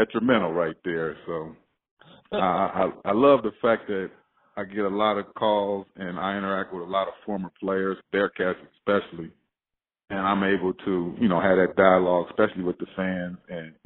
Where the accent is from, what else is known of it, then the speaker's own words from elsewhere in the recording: Monrovia, California, United States; I grew up in Monrovia, man. It's gangs, it's drugs, all that was involved in my city